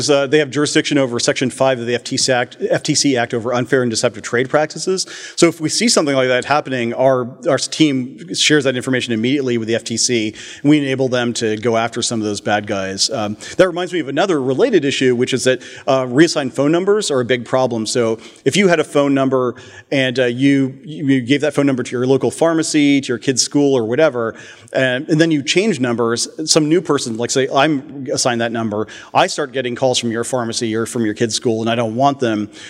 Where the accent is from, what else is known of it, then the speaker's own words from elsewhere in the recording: New Jersey, United States; I'm from New Jersey.